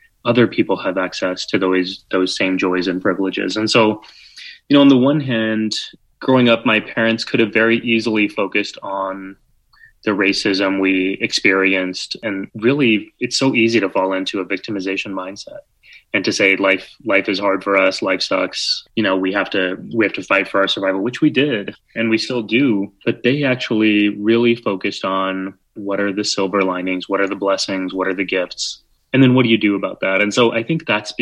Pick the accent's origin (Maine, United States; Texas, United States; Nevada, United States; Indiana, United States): Texas, United States; San Antonio; born or raised there; now in New York City, United States